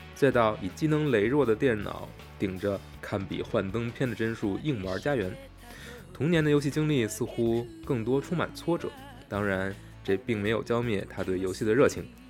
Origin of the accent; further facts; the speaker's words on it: Beijing, China; 虽然我是北京人